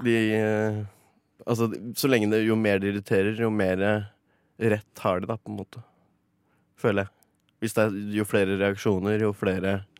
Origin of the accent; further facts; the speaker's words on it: Mjøsa region, Innlandet, Norway; moved away; der vi kommer fra. Oppe i Mjøsregionen der.